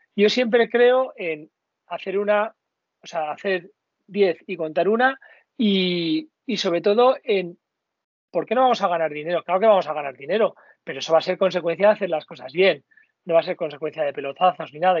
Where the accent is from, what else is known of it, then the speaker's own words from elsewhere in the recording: Basque Country, Spain; como buen vasco